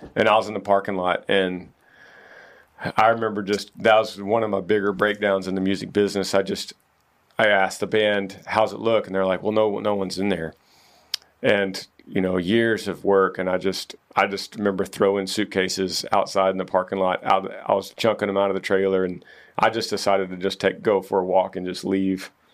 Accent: Texas, United States; we're from Texas

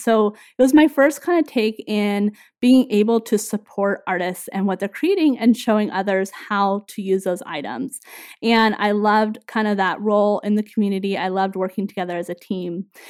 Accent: Northern California, United States; moved away as an adult; also born or lived in Minnesota; we grew up in Northern California

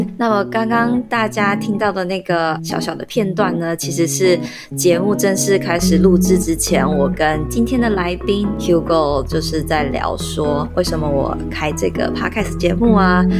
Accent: Taiwan; 我们是台湾人

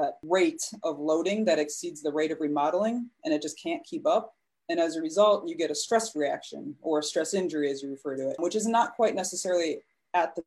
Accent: Chicago, Illinois, United States; also born or lived in Connecticut; I'm from the Chicagoland area. That's where my practice is.

